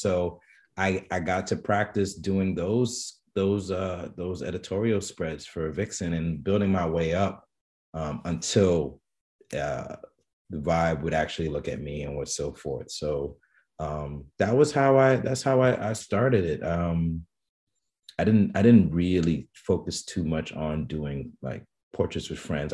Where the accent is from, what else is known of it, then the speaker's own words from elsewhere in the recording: New York City, New York, United States; I'm born and raised in the Bronx, Bronx, New York